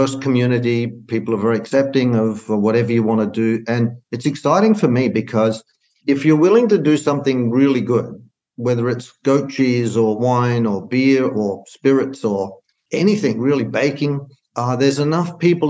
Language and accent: English; Australia; moved away as an adult; also born or lived in Arizona / Illinois; now in Sonoma County, United States; I was brought up on vineyards in Australia